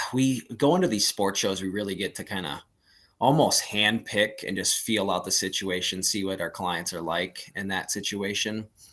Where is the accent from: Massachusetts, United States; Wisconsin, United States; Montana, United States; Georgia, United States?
Montana, United States; born and raised in Montana. It's definitely my number one pick.